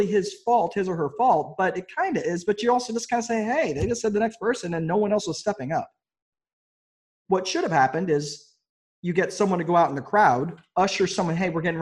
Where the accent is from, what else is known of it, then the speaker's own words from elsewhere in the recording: New York, United States; now in Indiana, United States; I grew up in New York, in New York State